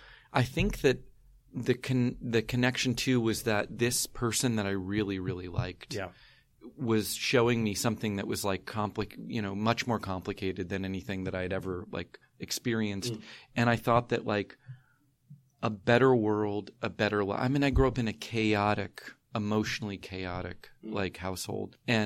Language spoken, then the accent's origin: English; rural north central Florida, United States; now in San Francisco, United States; I'm from Florida. I'm from rural north central Florida, like Gainesville, Suwannee River, Williston, Jacksonville.